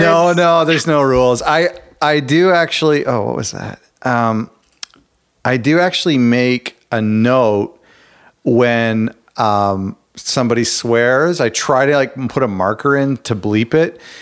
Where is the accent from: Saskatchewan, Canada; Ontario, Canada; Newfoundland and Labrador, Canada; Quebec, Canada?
Ontario, Canada; Toronto; I'm from Ontario, Canada, Toronto area